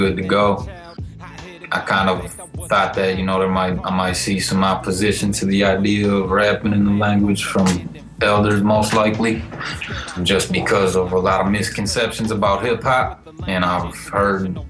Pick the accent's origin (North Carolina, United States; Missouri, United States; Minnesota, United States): Minnesota, United States; Minneapolis; born and raised in South Minneapolis